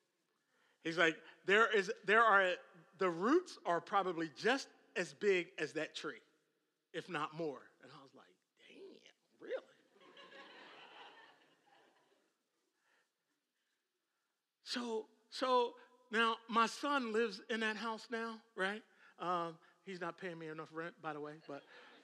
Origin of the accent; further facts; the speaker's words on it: Philadelphia, Pennsylvania, United States; moved away; also born or lived in Atlanta; I'm from Philadelphia